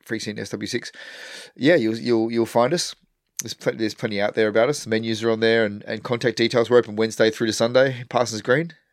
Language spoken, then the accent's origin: English; Western Australia, Australia; I grew up in Western Australia